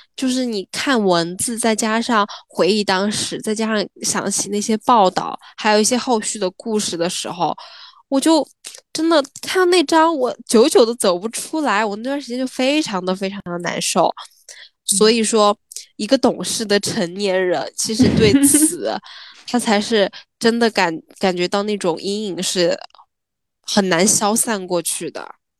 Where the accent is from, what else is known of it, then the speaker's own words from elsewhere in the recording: Sichuan, China; 作为一个四川人，我们的嗯。家乡嗯就，是的，呃，我们的家乡就，呃，挨着汶川的嘛